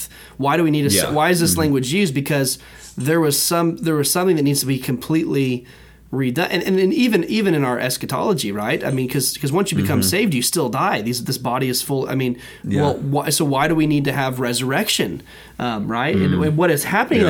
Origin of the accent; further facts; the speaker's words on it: United States; As an American, as a member of America, right? As a citizen of America